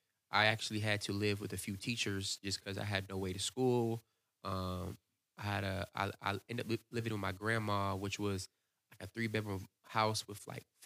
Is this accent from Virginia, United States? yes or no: yes; Virginia, United States; So growing up, I grew up in Virginia Beach, Virginia, or Newport News, Virginia.